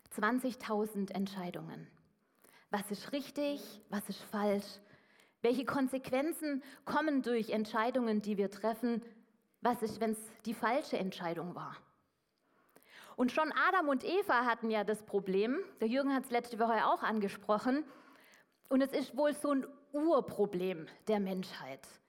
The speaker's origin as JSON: {"language": "German", "area": "Swabia", "region": "Baden-Württemberg", "country": "Germany", "said": "als Schwabe"}